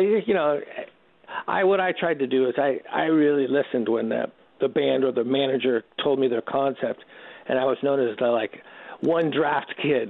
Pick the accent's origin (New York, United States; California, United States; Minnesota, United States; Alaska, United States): California, United States; Redwood City; also born or lived in Canoga Park, California; I'm actually born in Canoga Park, but when we were seven, the family moved to uh, Northern California, and we grew up in Redwood City, about 25 miles south of San Francisco